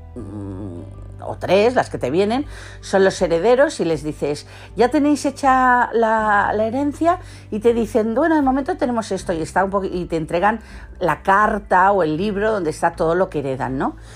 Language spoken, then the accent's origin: Spanish; Catalonia, Spain; los que somos catalanes